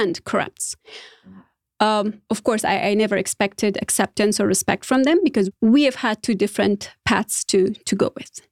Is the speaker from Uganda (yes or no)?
no; Afghanistan; English is a second language; moved away as an adult; now in United States; I consider myself privileged enough to be able to live different lifestyles in Afghanistan, all the way from village to couple's lifestyle as a modern woman.